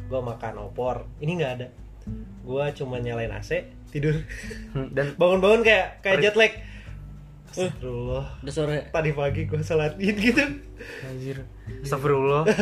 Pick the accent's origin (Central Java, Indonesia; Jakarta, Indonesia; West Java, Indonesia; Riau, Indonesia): West Java, Indonesia; Bandung; semenjak di mana ya gue pertama kali rantau tuh dari gue orang Bandung dan ngerantau ke Semarang